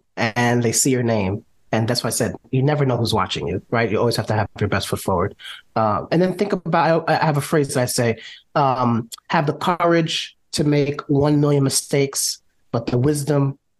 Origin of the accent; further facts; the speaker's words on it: New York, United States; I'm born and raised in New York.